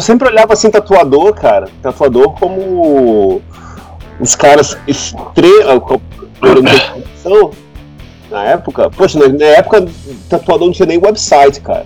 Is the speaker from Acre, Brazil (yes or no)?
yes; Acre, Brazil; moved away as an adult; also born or lived in Manaus, Amazonas / Londrina, Paraná; now in London, United Kingdom; eu nasci mesmo em Manaus, né? Ah, pode. Então, Manaus, Amazonas. É, mas aí minha mãe foi, foi pro Acre trabalhar, então a minha adolescência é, puberdade, adolescência, começo da vida adulta foi na, na, no Acre